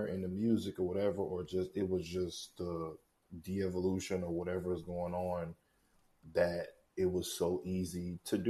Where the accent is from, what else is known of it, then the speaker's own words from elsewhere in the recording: St. Louis, Missouri, United States; I'm from St. Louis, Missouri